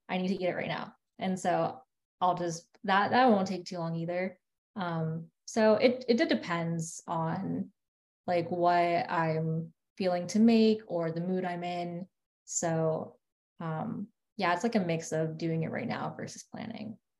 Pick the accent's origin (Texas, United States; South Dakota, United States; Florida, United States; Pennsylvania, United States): Florida, United States; West Palm Beach; also born or lived in New York; I'm from West Palm Beach and I went to UF for undergrad